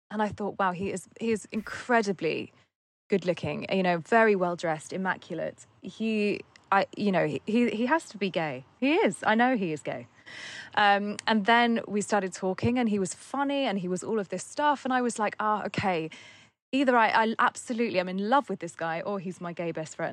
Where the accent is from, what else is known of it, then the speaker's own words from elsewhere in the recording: England, United Kingdom; You know, I'm very English.